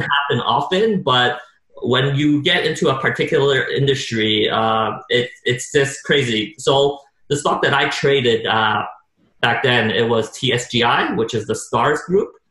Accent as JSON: {"language": "English", "town": "Montreal", "region": "Quebec", "country": "Canada", "tie": "born or raised there"}